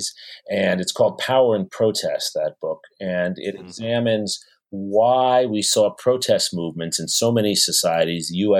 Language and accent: English; New York City, New York, United States; I grew up in New York City. I'm the child of immigrants, actually, from India and from Russia. And I went to public school in New York City